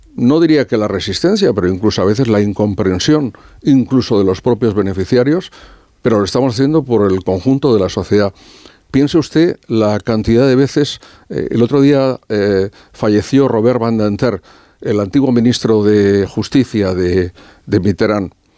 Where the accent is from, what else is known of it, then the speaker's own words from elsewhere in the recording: Spain; como español